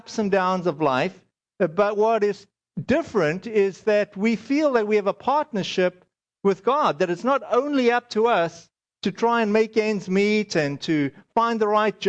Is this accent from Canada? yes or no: no; South Africa; moved away; I'm South African.